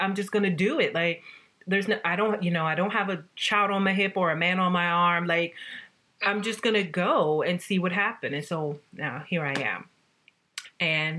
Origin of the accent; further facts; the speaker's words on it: the South, United States; also born or lived in New York; now in Paris, France; I'm a girl from the South